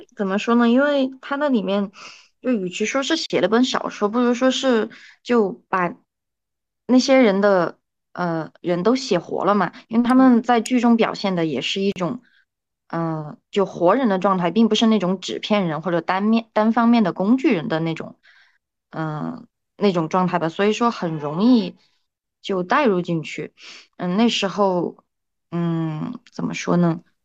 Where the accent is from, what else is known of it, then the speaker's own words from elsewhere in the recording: China; 我们中国人